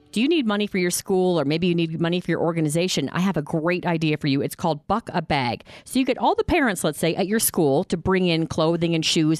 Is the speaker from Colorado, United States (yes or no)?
yes; Boulder, Colorado, United States; my hometown of Boulder, Colorado.